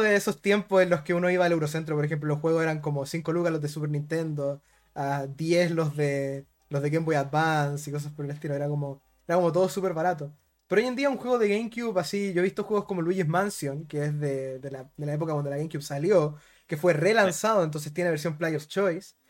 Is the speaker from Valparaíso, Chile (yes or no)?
no; Rancagua, O'Higgins, Chile; como soy de Rancagua, no soy de Santiago